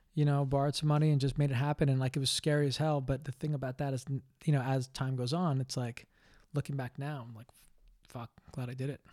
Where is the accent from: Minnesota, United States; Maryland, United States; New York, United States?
New York, United States; New York City; moved away; I grew up in Greenwich Village